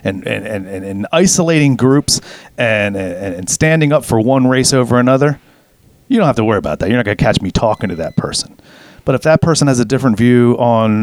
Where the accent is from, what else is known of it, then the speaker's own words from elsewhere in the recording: United States; growing up in America as a kid